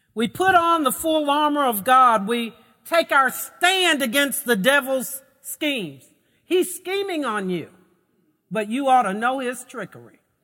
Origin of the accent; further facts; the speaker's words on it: Lexington, United States; I grew up in Lexington in a relatively conservative Baptist church